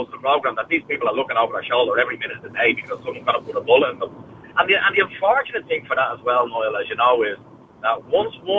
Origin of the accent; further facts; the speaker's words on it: Dublin, Leinster, Ireland; I'm from Crumlin